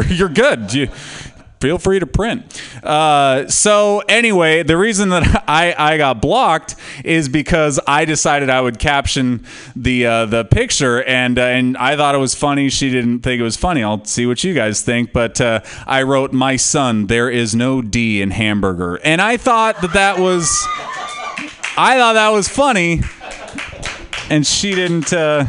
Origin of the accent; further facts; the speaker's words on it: California, United States; "Yeah, I'm from California."